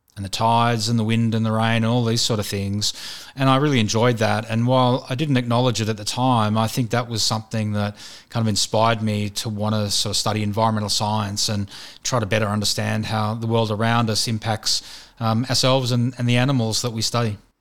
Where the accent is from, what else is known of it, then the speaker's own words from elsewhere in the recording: Sydney, New South Wales, Australia; I grew up in Western Sydney, around, um, North Mead